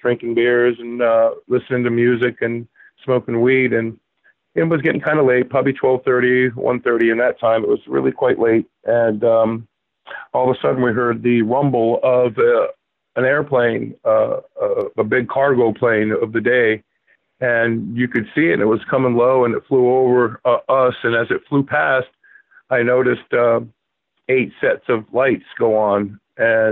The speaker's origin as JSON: {"language": "English", "area": "Palm Beach County", "region": "Florida", "country": "United States", "tie": "born or raised there", "moved": "as an adult", "lives_now": "New Hampshire, United States", "said": "I was born and raised in Palm Beach County"}